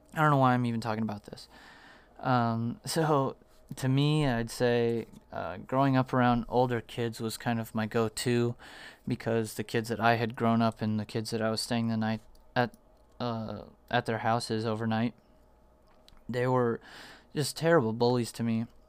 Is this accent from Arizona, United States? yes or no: yes; Arizona, United States; also born or lived in Virginia; I was, like, one when we moved to Arizona from Virginia